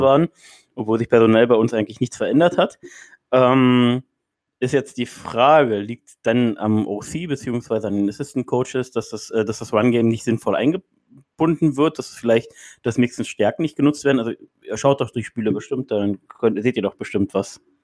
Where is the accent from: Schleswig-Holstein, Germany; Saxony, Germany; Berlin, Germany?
Berlin, Germany; ich bin aus Berlin